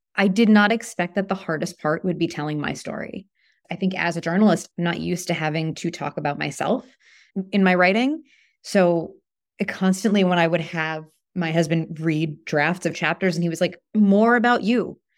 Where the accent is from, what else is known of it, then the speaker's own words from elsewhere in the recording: New York, United States; now in Toronto, Canada; I'm from New York